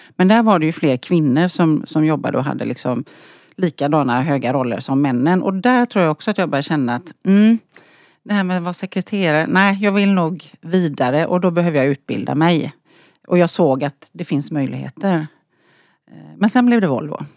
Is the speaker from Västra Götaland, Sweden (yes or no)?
yes; outside Gothenburg, Västra Götaland, Sweden; Jag är från västkusten precis som du sa. Född och uppvuxen utanför Göteborg.